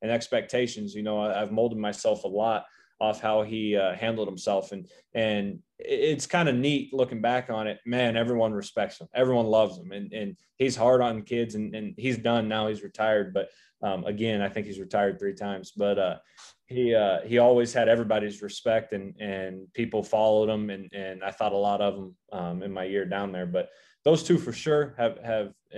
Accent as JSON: {"language": "English", "region": "Northeast Oklahoma", "country": "United States", "also_born_or_lived": "Missouri", "moved": "as an adult", "lives_now": "Nebraska, United States", "said": "I'm from Northeast Oklahoma"}